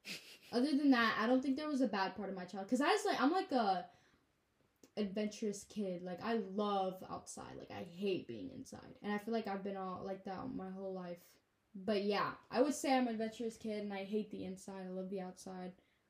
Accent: Mauritania; So we never really say we're from Mauritania, because when we say we're from Mauritania, they're like, oh, where's that?

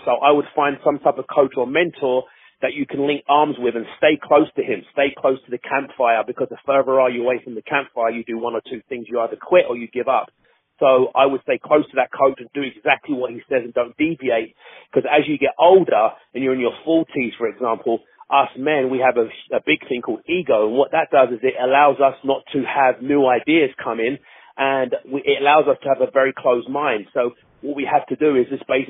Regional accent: London, United Kingdom; I'm born and raised in Hackney, East London, in England, born and raised there.

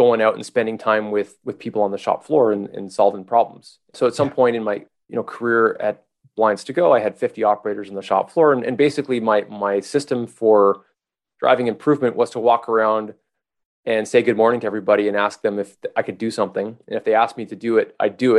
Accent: Montreal, Quebec, Canada; I'm from Montreal

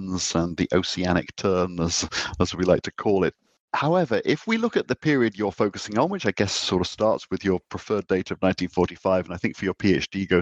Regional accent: United Kingdom; a British citizen who grew up in the 1970s

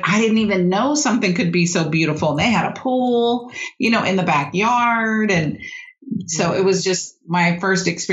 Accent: San Diego, California, United States; I grew up in California, mm-hmm. in San Diego

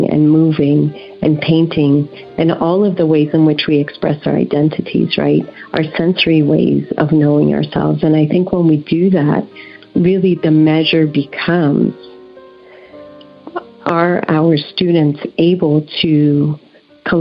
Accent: Brazil; also born or lived in Puerto Rico / Netherlands; now in United States; I'm originally from Brazil, and I came to this country when I was 15, and I came by way of Puerto Rico and the Netherlands

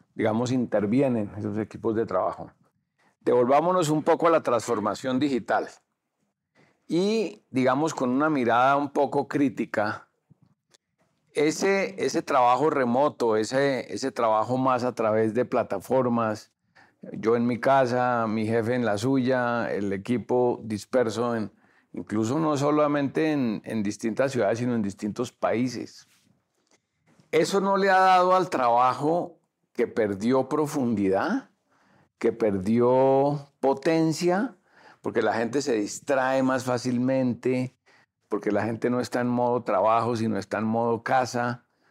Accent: Colombia; ¿Somos los colombianos buenos trabajadores?

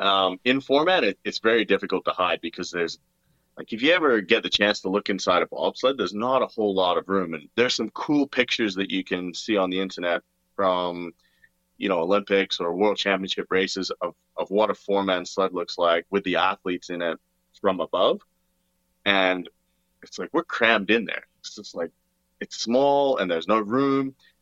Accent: Australia; born there; accent: hybrid; also born or lived in Canada; So for me, actually, so I was born in Australia. That's why I have like kind of a weird, well, I don't know, I think I have like a hybrid accent.

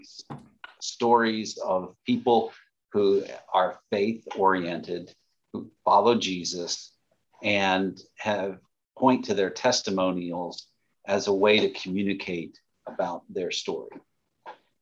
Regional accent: Lakewood, Ohio, United States; I was born in the Cleveland area

